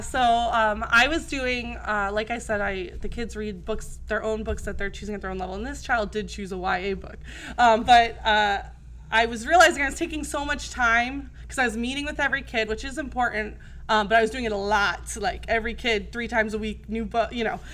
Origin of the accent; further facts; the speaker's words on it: New Jersey, United States; moved away as an adult; now in Arizona, United States; I grew up in New Jersey, um, and I went to college there